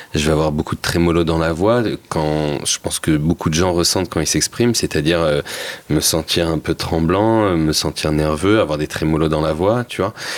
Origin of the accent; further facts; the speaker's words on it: Seine-Saint-Denis, Île-de-France, France; je venais de Seine-Saint-Denis